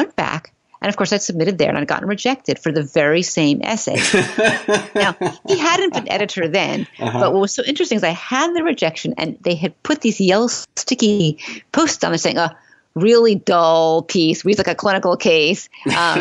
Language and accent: English; New York City, New York, United States; I'm from Manhattan. I don't own a car.